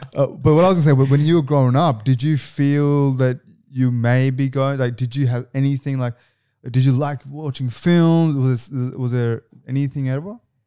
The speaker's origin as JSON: {"language": "English", "town": "Canberra", "region": "Australian Capital Territory", "country": "Australia", "moved": "as an adult", "lives_now": "Sydney, Australia", "said": "I'm actually from Canberra."}